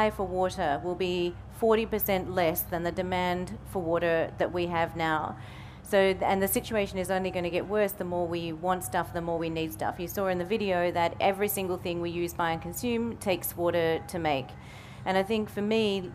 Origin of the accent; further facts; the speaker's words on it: Australia; When I grew up in Australia, I grew up through 10 years of drought